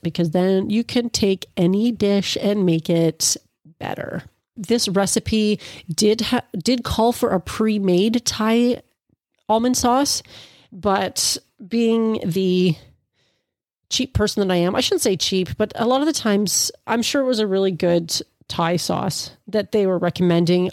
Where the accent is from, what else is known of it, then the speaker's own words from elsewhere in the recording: Ontario, Canada; I'm from Ontario, Canada